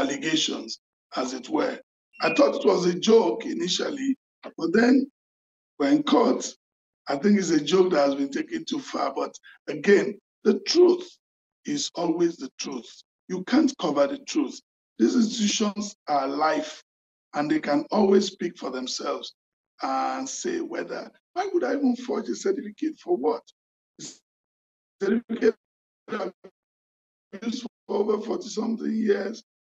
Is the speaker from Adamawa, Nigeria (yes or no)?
no; Lagos, Nigeria; also born or lived in western Nigeria; I grew up in Lagos and partly in the West